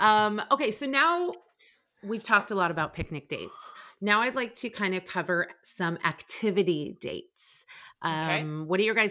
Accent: San Diego, California, United States; now in Carlsbad, United States; I'm not a sand person, even though I grew up in San Diego and I went to La Jolla High School. I'm like always, and I live in Carlsbad. I'm on the coast.

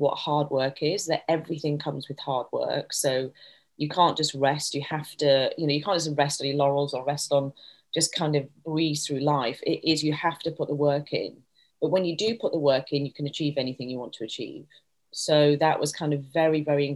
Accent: Leeds, Yorkshire and the Humber, United Kingdom; I was brought up in Leeds, in Yorkshire, to a family

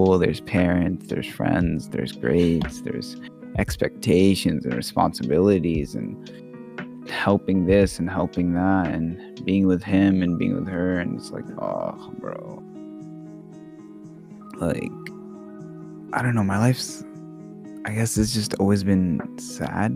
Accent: Texas, United States; English is a second language; also born or lived in Oregon / Middle East; I was born in Oregon, but I grew up in the Middle East, so like after my grandma died, like we moved back to Texas

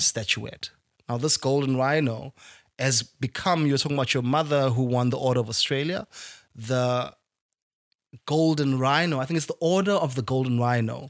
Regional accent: South Africa; I speak as a South African

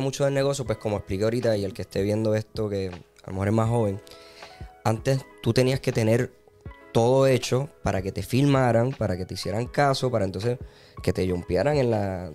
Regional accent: Puerto Rico; Soy boricua

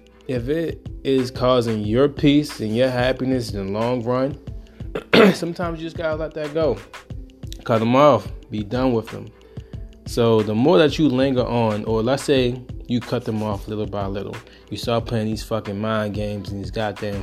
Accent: Baltimore, Maryland, United States; I'm from Baltimore

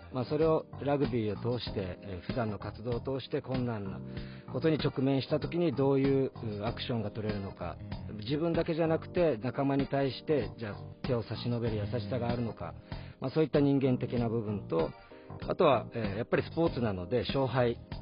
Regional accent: Nago, Okinawa, Japan; also born or lived in Tokyo / Saitama; now in Nago, Japan; もともと生まれ育った名護のこの、はい、えー、街だったり

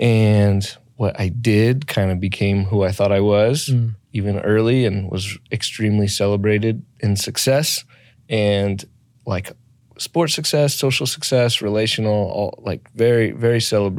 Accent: Phoenix, Arizona, United States; I'm born and raised in Phoenix.

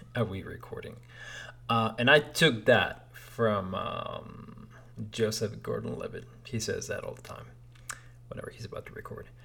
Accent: Lima, Peru; moved away as an adult; now in United States; I was born in Lima, Peru

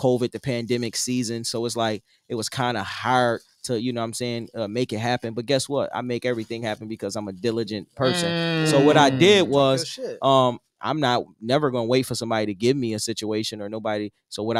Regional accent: Buffalo, New York, United States; I'm from Buffalo, and we got our own jeweler

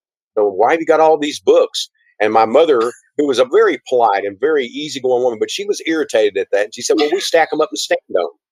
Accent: Gladewater, Texas, United States; I was born in Gladewater, Texas, which is about an hour and a half from here. And it's a small town of about 4,000

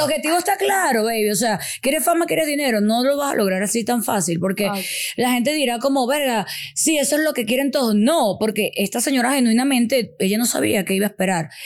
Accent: Venezuela; Nosotros también como venezolanos

